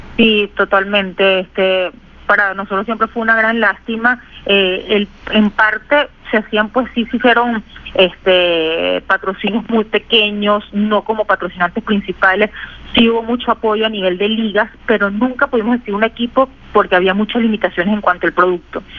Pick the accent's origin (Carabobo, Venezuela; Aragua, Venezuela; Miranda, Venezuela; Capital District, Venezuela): Capital District, Venezuela; Caracas; moved away; como toda caraqueña y, pues venezolana